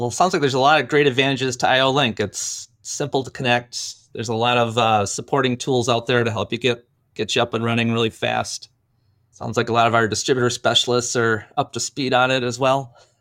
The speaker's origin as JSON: {"language": "English", "town": "Green Bay", "region": "Wisconsin", "country": "United States", "tie": "born or raised there", "said": "I grew up in Green Bay"}